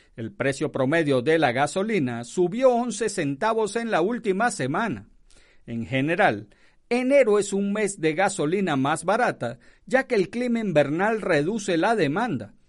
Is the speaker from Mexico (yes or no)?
no; Venezuela; moved away; Yo soy de Venezuela